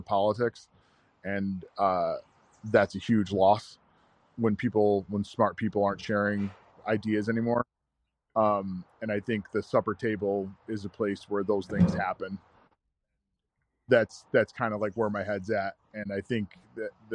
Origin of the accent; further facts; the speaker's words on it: New York, United States; I'm from New York, it's like yellow cabs and skyscrapers and all I see is farmland and turkey and deer